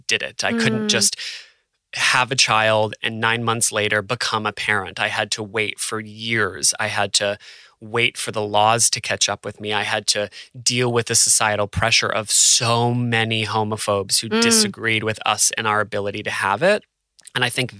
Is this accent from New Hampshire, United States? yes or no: yes; New Hampshire, United States; moved away as an adult; also born or lived in New York / Los Angeles; now in Australia; I'm from New Hampshire